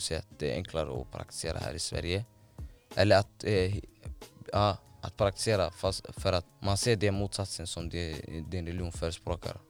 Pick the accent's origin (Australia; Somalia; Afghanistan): Somalia; now in Sweden; hemlandet där jag är uppvuxen och eh, född